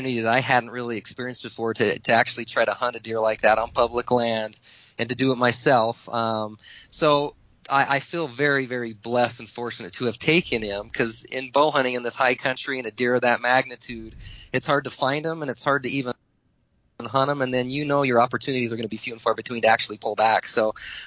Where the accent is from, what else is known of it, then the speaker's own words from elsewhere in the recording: Southern Utah, United States; I had friends of mine that I grew up with in Southern Utah